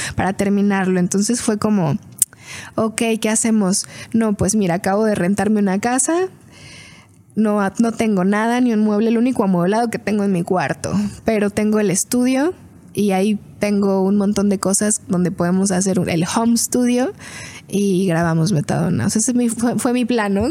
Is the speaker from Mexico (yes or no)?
yes; Fresnillo, Zacatecas, Mexico; nací en Fresnillo, Fresnillo, Zacatecas